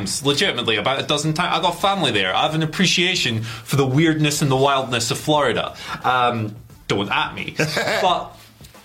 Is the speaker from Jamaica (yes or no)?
no; Aberdeen, Scotland, United Kingdom; I'm from Aberdeen